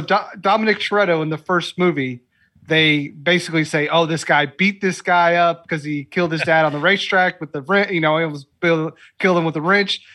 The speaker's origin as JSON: {"language": "English", "town": "Lexington", "region": "Kentucky", "country": "United States", "said": "I'm from Lexington"}